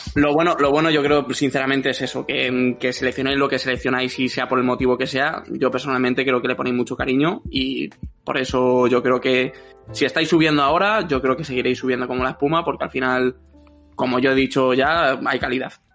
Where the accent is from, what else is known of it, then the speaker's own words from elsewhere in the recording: Madrid, Community of Madrid, Spain; yo soy de Madrid